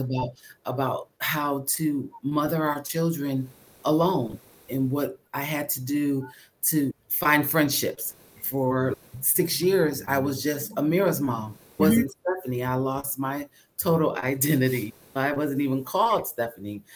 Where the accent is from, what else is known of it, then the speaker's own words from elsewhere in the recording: Connecticut, United States; moved away as an adult; also born or lived in Birmingham, Alabama / Bridgeport, Connecticut; now in New Jersey, United States; I'm from Connecticut